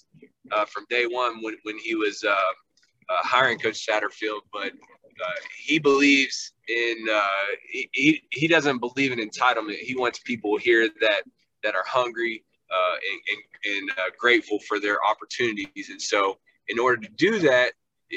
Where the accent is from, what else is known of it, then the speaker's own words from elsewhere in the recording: Lexington, Kentucky, United States; moved away as an adult; now in Louisville, United States; I grew up in Lexington